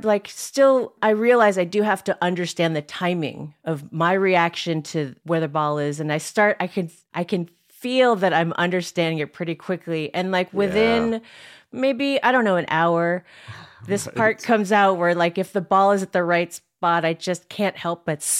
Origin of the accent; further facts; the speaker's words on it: Philippines; Okay, so I am Filipino, but my whole life, Filipinos have always been like, you're not Filipino.